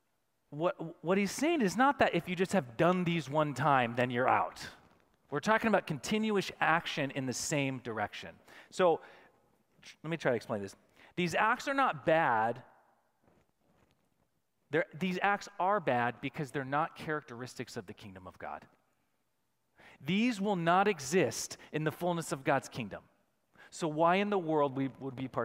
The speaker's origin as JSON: {"language": "English", "country": "United States", "said": "us as American Christians"}